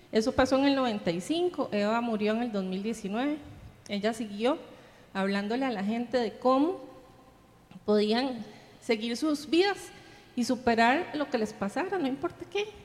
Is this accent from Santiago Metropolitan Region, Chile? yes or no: no; Viña del Mar, Valparaíso, Chile; Aquí los que, los que somos de Viña estamos acostumbrados a, las, a, que hablamos mucho de las heridas del pasado, ¿verdad?